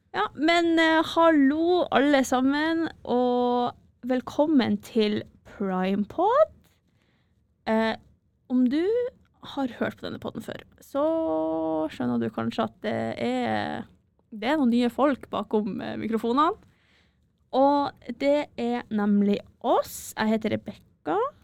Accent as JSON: {"language": "Norwegian", "town": "Bodø", "region": "Nordland", "country": "Norway", "moved": "as an adult", "lives_now": "Trondheim, Norway", "said": "Jeg er fra Bodø"}